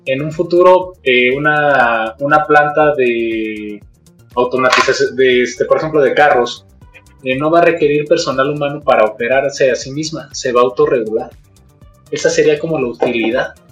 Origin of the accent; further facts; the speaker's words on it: Mexico; Como mexicanos